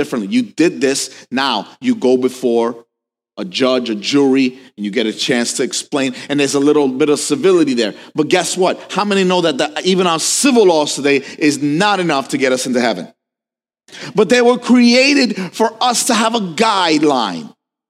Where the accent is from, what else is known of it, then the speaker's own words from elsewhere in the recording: New York, United States; I'm from New York